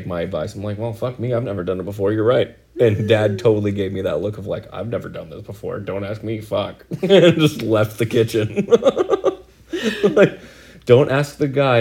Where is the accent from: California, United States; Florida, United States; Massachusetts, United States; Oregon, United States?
Oregon, United States; we're from Oregon